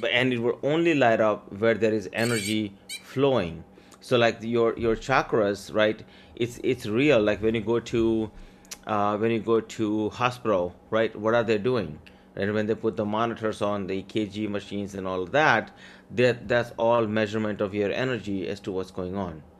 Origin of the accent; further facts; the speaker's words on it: Maryland, United States; English is a second language; also born or lived in India; I came here from India with twenty dollars and no English. Grew up here in Maryland